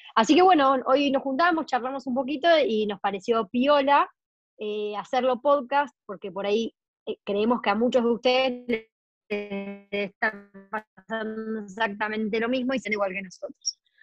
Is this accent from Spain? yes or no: no; Argentina; Argentina es enorme